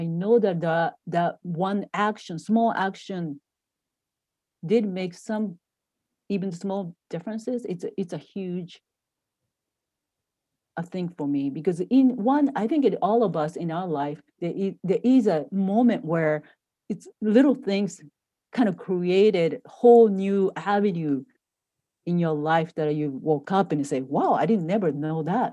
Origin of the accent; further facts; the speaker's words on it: Japan; moved away as an adult; now in United States; I grew up in Japan